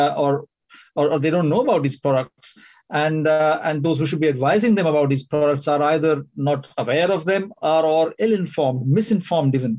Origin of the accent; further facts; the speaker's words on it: India; moved away as an adult; also born or lived in California / Singapore / United Kingdom; I'm from India. I trained in medicine in India